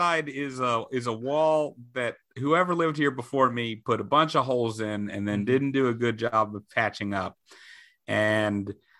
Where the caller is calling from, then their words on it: Queens, New York, United States; I am coming from Queens, Sunnyside, Queens.